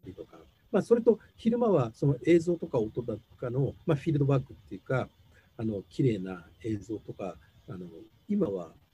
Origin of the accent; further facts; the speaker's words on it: Tokyo, Japan; moved away as an adult; now in Hokuto, Japan; 僕自分自身が東京生まれの東京育ちで